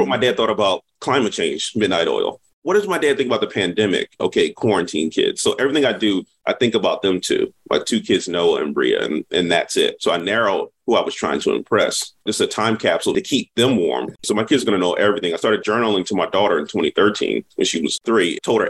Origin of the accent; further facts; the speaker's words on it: Chester, Mississippi, United States; moved away as an adult; now in Philadelphia, United States; I'm not from Philly originally, being from Chester, Mississippi, born in Mississippi.